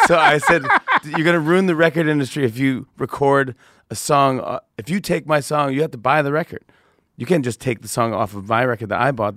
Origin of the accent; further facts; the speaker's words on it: Saugerties, New York, United States; I grew up in Sauger Days, New York, which is upstate by Kingston, Poughkeepsie, Woodstock